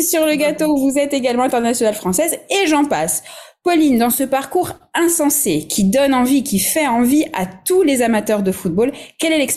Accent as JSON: {"language": "French", "country": "France", "said": "Euh, je suis français."}